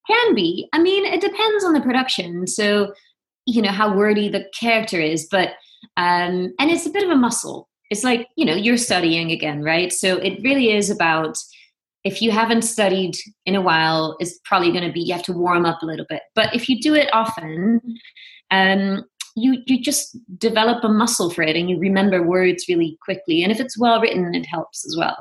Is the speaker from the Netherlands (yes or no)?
yes; Venlo, Limburg, Netherlands; moved away as an adult; also born or lived in Amsterdam / New York; now in Los Angeles, United States; I'm originally from Venlo, which is a small town in the southeast of Holland.